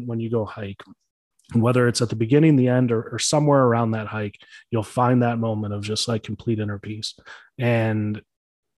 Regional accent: Chicago, Illinois, United States; I grew up in Chicago

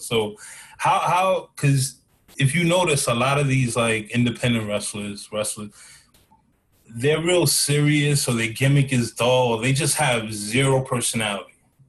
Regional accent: Queens, New York, United States; now in Florida, United States; Been in Florida 30 years, still talking about, yeah, I'm from Queens.

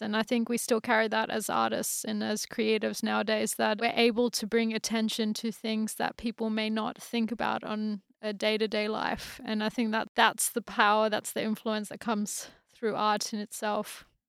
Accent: Australia; moved away as an adult; also born or lived in France; now in United Kingdom; been born and raised in Australia

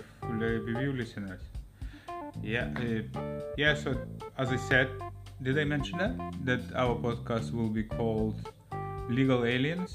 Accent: Lithuania; English is a second language; moved away as an adult; now in London, United Kingdom; We Lithuanians

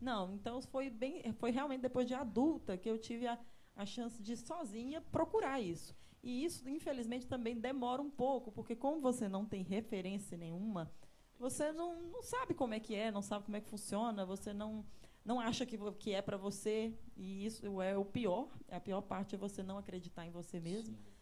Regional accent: Pirapora, Minas Gerais, Brazil; moved away as an adult; also born or lived in São Paulo; now in Belo Horizonte, Brazil; cresci em Pirapora, vim para Belo Horizonte

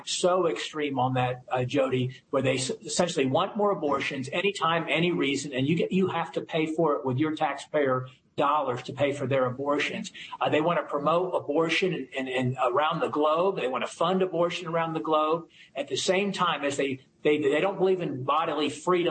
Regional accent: Virginia, United States; I'm from Virginia

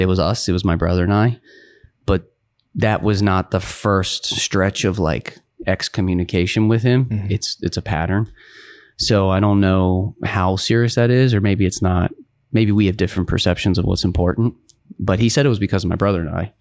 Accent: Baltimore, Maryland, United States; I was born in Baltimore, Maryland

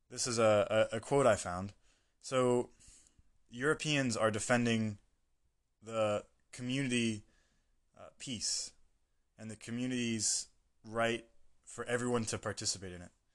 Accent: United States; moved away; as an American, I was living in a American bubble for most of my life

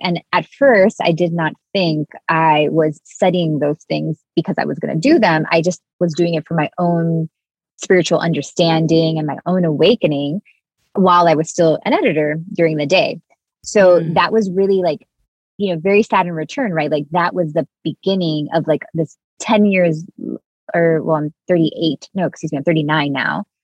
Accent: Miami, Florida, United States; I grew up in Miami in a Cuban family all my friends were like from Cuban families.

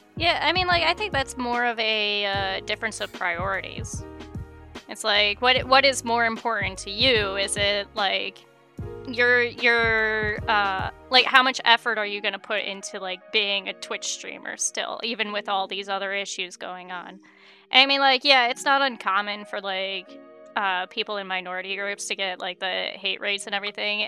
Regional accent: United States; I grew up in America

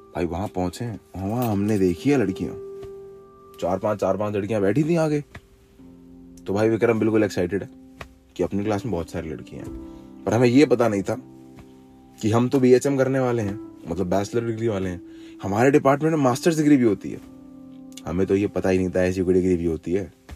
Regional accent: Jaipur, Rajasthan, India; मैं यहाँ जयपुर से हूँ

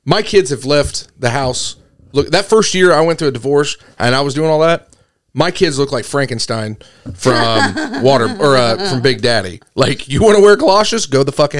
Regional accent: United States; I'm from America

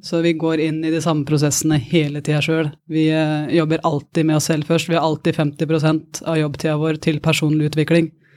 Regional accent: Porsgrunn, Telemark, Norway; moved away; Fra en gård i Porsgrunn

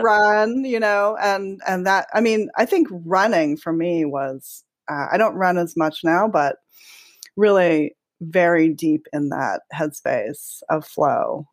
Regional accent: Hawaii, United States; now in Los Angeles, United States; growing up in Hawaii as a lot of inspiration for me

